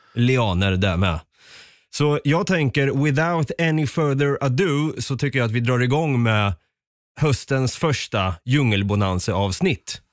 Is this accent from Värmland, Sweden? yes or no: no; Östergötland, Sweden; accent: östgötska; har min östgötska blivit värre förresten? Eller bättre?